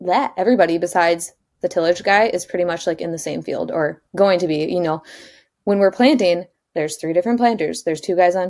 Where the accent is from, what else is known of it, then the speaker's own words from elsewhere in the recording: Wisconsin, United States; moved away as an adult; now in Illinois, United States; I pretty much know Wisconsin geography